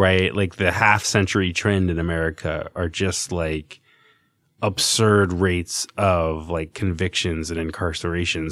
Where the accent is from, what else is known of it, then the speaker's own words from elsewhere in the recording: Virginia, United States; now in New York, United States; I'm from Virginia